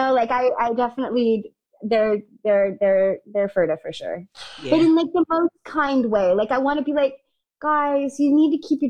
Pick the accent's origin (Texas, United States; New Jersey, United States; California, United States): California, United States; outside of San Francisco; I grew up outside of San Francisco